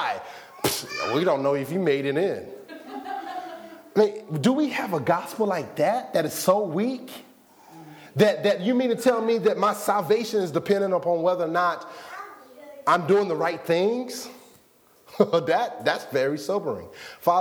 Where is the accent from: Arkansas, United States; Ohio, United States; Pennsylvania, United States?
Arkansas, United States; I was born in Arkansas.